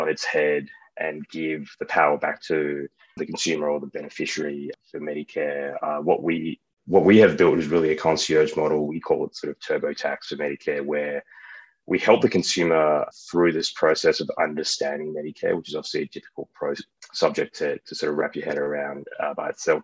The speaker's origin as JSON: {"language": "English", "country": "Australia", "moved": "yes", "said": "I'm from Australia"}